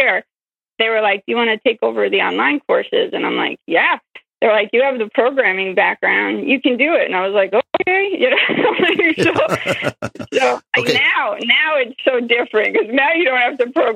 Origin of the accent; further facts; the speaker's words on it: Yonkers, New York, United States; I grew up in Yonkers, and I still have that accent.